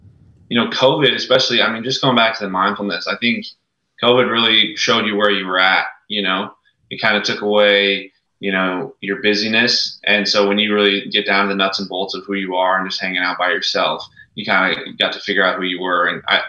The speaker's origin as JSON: {"language": "English", "region": "Montana", "country": "United States", "moved": "yes", "lives_now": "Seattle, United States", "said": "I'm a kid from Montana"}